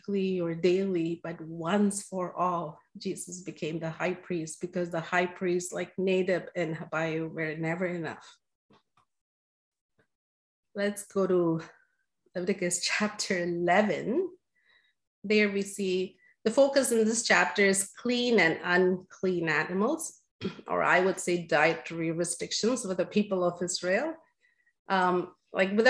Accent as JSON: {"language": "English", "country": "India", "tie": "born or raised there", "moved": "yes", "said": "growing up in India"}